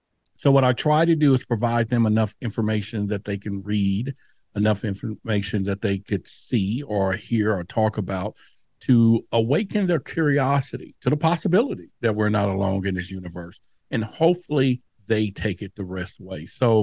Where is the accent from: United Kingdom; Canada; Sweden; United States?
United States; Dallas, Texas; Now, where I grew up in Dallas at that time, near the Dallas Zoo, you know, we would play under the street lights.